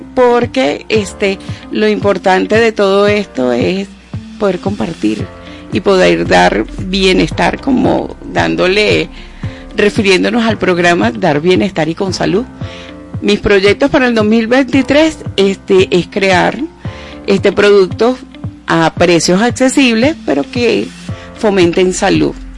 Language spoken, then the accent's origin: Spanish; Venezuela; como buena venezolana, como buenas venezolanas